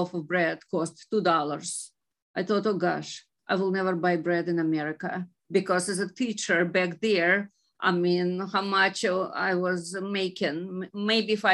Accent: Ukraine; moved away as an adult; now in United States; originally I am from Ukraine

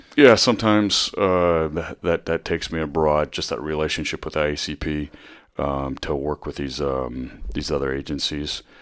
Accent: Northwest Iowa, United States; moved away as an adult; also born or lived in Vermillion, South Dakota / Fremont, Nebraska; now in Bellevue, United States; I grew up in Northwest Iowa

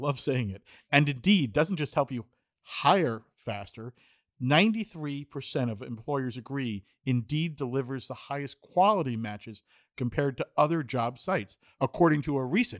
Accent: New Jersey, United States; I grew up in New Jersey

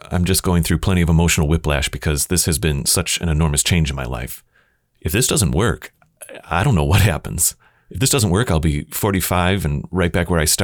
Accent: Kenosha, Wisconsin, United States; moved away; my hometown, Kenosha

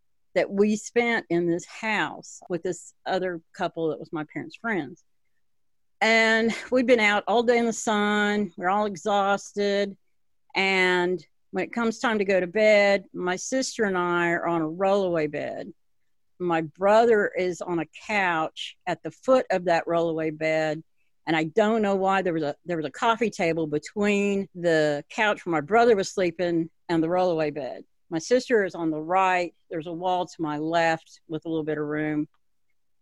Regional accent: Hueytown, Alabama, United States; also born or lived in Gary, Indiana; I was born in Gary, Indiana. We moved down here, and I grew up in Hueytown

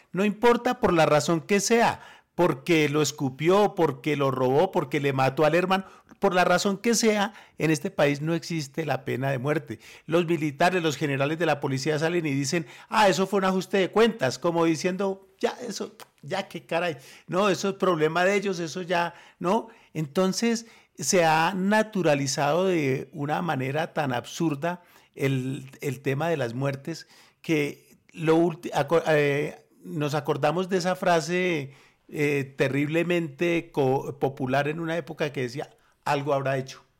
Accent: Armenia, Quindío, Colombia; moved away; also born or lived in Bogotá; Yo vivía en Armenia cuando, fui, cuando era niño. yo nací en Bogotá y me llevaron a vivir a Armenia

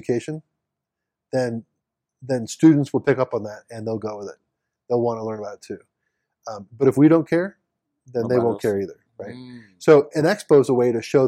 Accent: St. Louis, Missouri, United States; I'm a St. Louis guy, so I'm from St. Louis

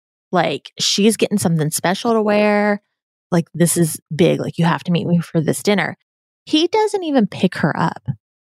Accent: Pittsburgh, Pennsylvania, United States; I'm from Pennsylvania, but I'm from the other side. I'm from Pittsburgh.

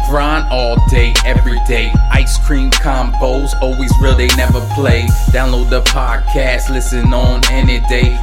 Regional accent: Philadelphia, Pennsylvania, United States; I'm from Philly

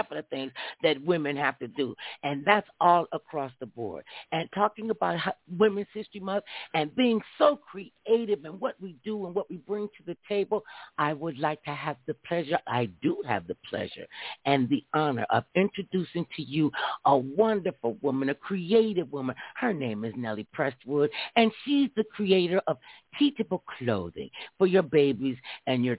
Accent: Ohio, United States; now in Los Angeles, United States; I'm from Ohio

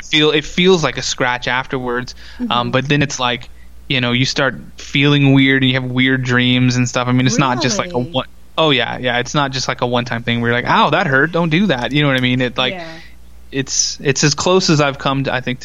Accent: Texas, United States; I grew up in Texas

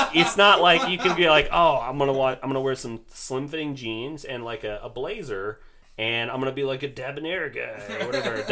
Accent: United States; me being American

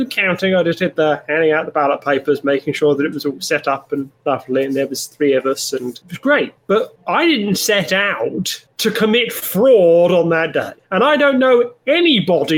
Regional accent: England, United Kingdom; I'm from England.

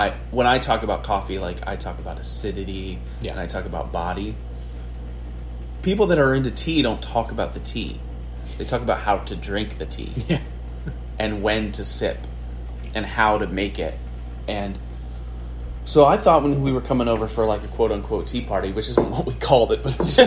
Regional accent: United States

